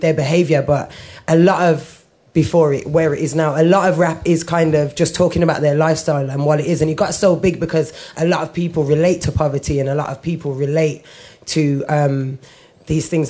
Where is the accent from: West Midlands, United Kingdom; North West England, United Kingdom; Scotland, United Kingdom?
West Midlands, United Kingdom; Birmingham; now in London, United Kingdom; I'm originally from Birmingham. I grew up, again, white Irish mom, Jamaican background.